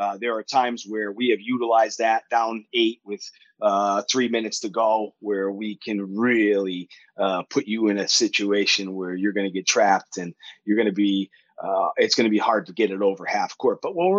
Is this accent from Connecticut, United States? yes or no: yes; Connecticut, United States; moved away as an adult; now in Leicester, United Kingdom; Yes. I grew up in Connecticut in the 80s